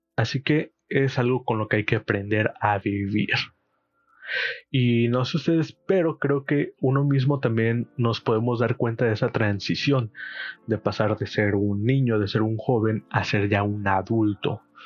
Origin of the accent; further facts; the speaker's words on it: Chilpancingo, Guerrero, Mexico; soy de Chilpancingo Guerrero, México.